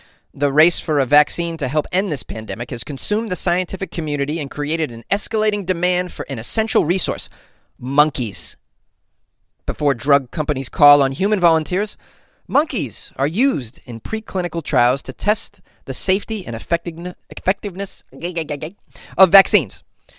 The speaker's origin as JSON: {"language": "English", "region": "Massachusetts", "country": "United States", "tie": "born or raised there", "said": "a condo development in Massachusetts, my home state, implemented DNA testing"}